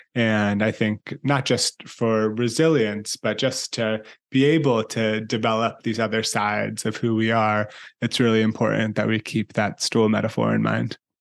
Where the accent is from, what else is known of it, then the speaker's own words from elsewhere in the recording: San Francisco, California, United States; also born or lived in Italy; spending time growing up both in Italy and in San Francisco, where I'm from and where I live now